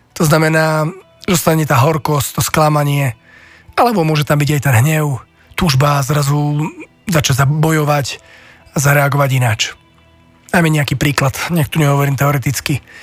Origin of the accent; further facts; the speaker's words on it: Slovakia; my Slováci